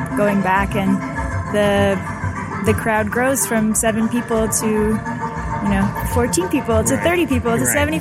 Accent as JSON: {"language": "English", "town": "Toronto", "region": "Ontario", "country": "Canada", "said": "I'm from Toronto."}